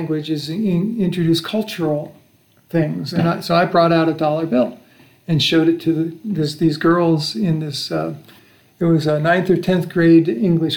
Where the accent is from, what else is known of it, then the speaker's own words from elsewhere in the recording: United States; I'm an American